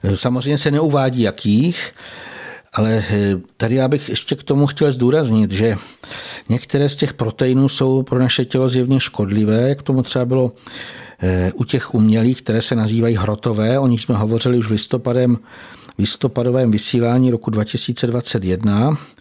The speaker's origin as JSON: {"language": "Czech", "country": "Slovakia", "said": "u nás na Slovensku"}